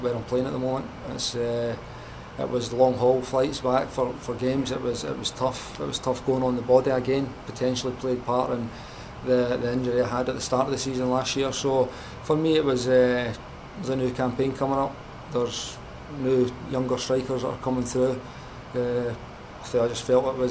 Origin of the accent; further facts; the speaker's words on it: Scotland, United Kingdom; as a Scottish lad